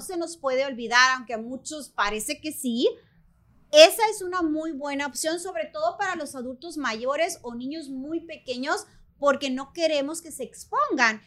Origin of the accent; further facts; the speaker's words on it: Mexico; moved away as an adult; now in United States; tu carrera universitaria en mi país, México